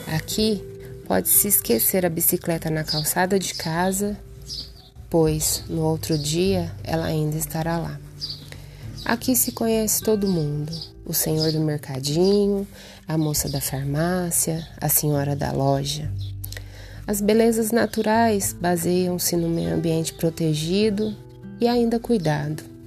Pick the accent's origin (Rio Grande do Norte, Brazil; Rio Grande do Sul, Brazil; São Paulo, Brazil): São Paulo, Brazil; Altair; minha querida e amada cidade, Altair, onde nasci, cresci e vivo.